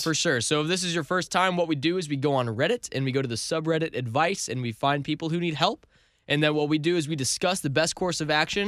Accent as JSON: {"language": "English", "town": "St. Louis", "region": "Missouri", "country": "United States", "said": "we're from Saint Louis"}